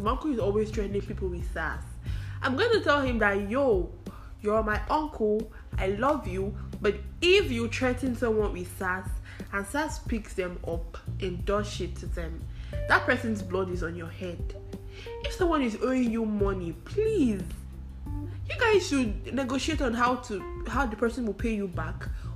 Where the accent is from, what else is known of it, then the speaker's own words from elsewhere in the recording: Anambra, Nigeria; I am from Anambra State